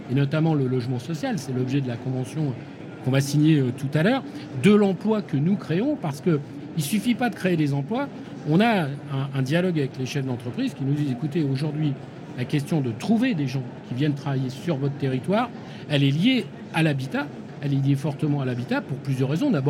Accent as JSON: {"language": "French", "region": "Île-de-France", "country": "France", "tie": "born there", "said": "je suis né dans le Val-de-Marne. j'ai habité dans du logement social un hein, gentil, des bars de 10 étages au ras du périphérique."}